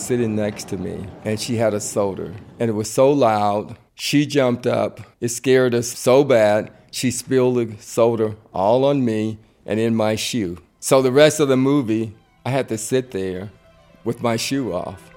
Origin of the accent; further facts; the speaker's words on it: near Tuscaloosa, Alabama, United States; moved away; I was born outside of Tuscaloosa a little town called Matchaway, Alabama. It's a country town, basically in the woods